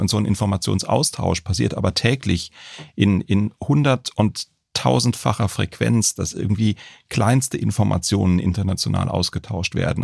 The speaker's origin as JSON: {"language": "German", "town": "Baden-Baden", "region": "Baden-Württemberg", "country": "Germany", "said": "Ich komme aus Baden-Baden"}